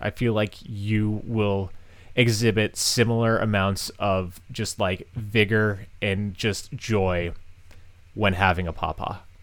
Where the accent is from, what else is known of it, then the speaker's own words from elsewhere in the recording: Massachusetts, United States; moved away; I'm, I'm from Massachusetts.